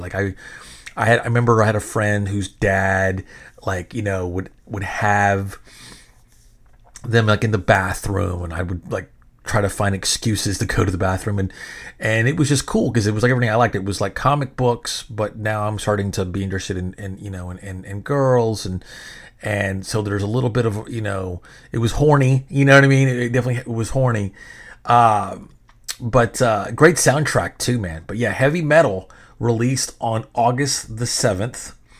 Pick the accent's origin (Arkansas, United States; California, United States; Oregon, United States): Arkansas, United States; Benton; now in Texas, United States; I'm seven years old, living in the bottom of a dirt road in a trailer in Benton, Arkansas